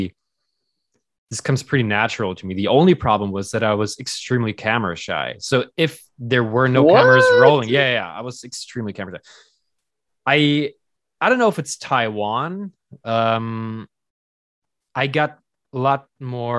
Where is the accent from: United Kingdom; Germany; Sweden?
Germany; moved away; growing up in Germany